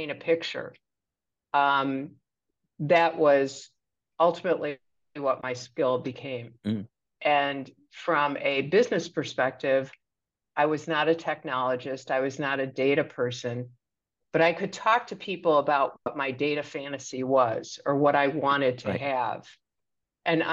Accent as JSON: {"language": "English", "town": "Chicago", "region": "Illinois", "country": "United States", "tie": "born or raised there", "said": "So I grew up in the south side of Chicago in Hyde Park, which is in the same community as the University of Chicago"}